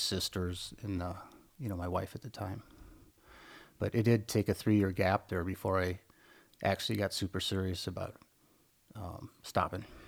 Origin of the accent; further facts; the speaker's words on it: Midwest, United States; I grew up in the Midwest in a small farming town